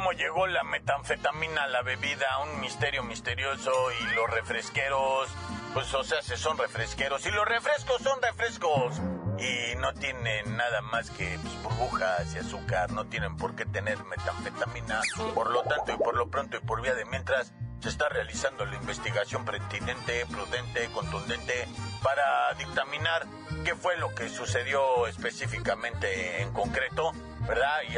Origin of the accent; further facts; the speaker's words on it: Mexicali, Baja California, Mexico; Soy de Baja California, norteño, de corazón.